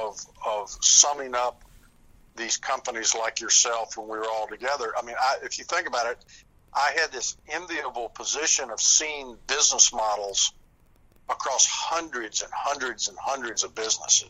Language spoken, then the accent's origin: English; Southern United States, United States; accent: Southern